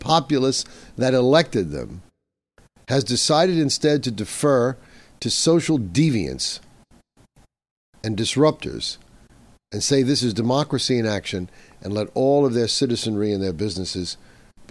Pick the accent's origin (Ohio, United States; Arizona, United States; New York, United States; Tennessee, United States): New York, United States; here in my home state of New York